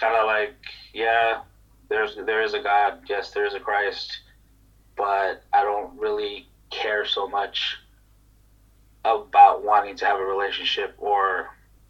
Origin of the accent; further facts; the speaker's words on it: Los Angeles, California, United States; moved away as an adult; also born or lived in Hawaii / Korea; now in South Korea; I grew up in Los Angeles. It was in a very violent neighborhood